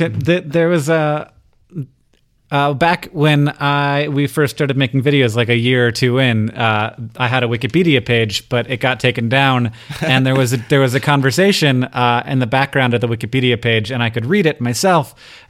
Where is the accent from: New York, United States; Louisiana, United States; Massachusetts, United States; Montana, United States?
Montana, United States; Missoula; I'm from Missoula, Montana, small town.